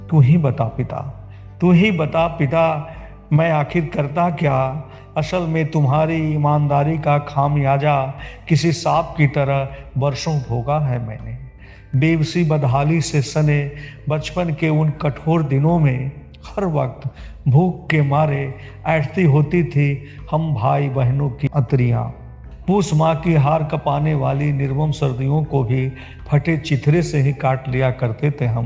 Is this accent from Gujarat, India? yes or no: no; Sitamarhi, Bihar, India; सीतामढ़ी से हूँ